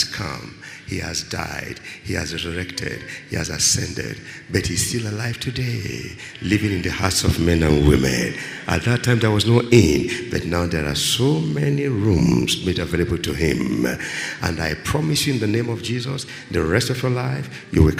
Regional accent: Nigeria; I'm a Nigerian.

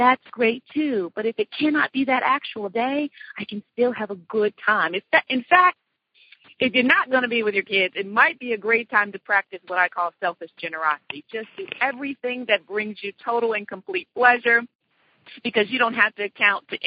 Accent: Los Angeles, California, United States; moved away; my hometown, Los Angeles

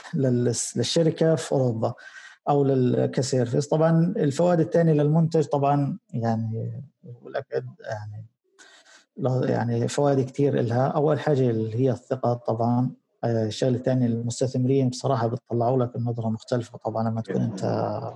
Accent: Gaza, Gaza Strip, Palestine; عندنا في غزه

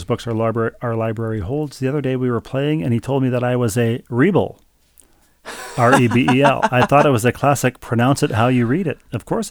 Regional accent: St. Louis Park, Minnesota, United States; But for now, we'll share that I grew up in St. Louis Park and at one point

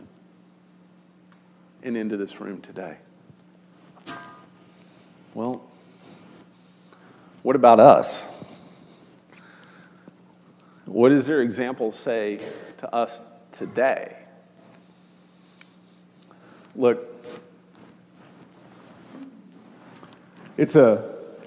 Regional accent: Austin, Texas, United States; now in Northwest Arkansas, United States; I grew up in Austin during the boom years of Austin

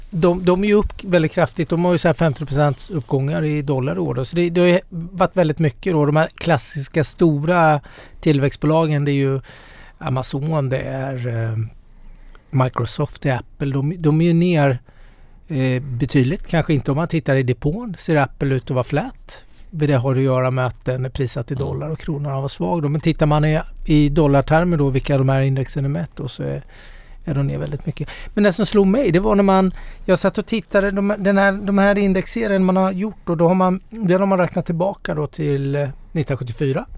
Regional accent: Småland, Sweden; Nu är, jag är smålänning här.

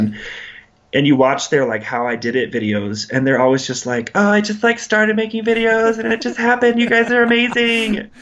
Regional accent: Lincoln, Nebraska, United States; I grew up in Lincoln, Nebraska

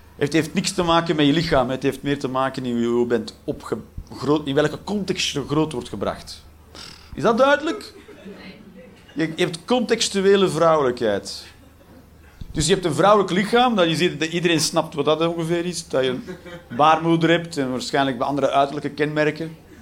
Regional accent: Belgium; als Belg

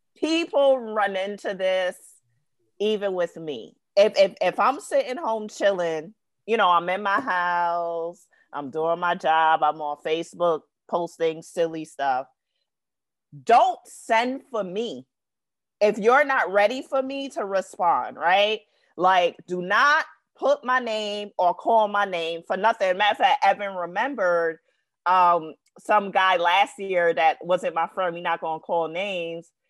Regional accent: New York City, New York, United States; I'm from Brooklyn, New York. Brooklyn raised me.

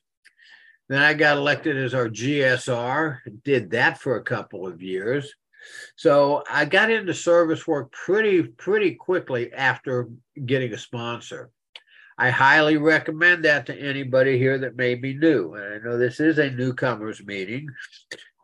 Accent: Philipsburg, Pennsylvania, United States; now in Central Florida, United States; I was born in Phillipsburg

